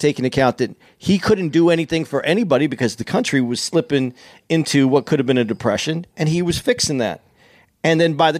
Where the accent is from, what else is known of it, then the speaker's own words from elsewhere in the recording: Arizona, United States; I grew up in Arizona.